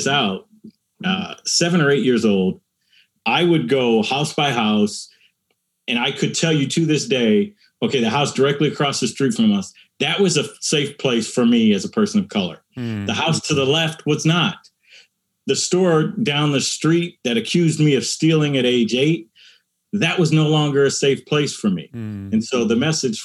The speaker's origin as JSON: {"language": "English", "country": "United States", "tie": "born or raised there", "said": "my experience of a person of color growing up in America"}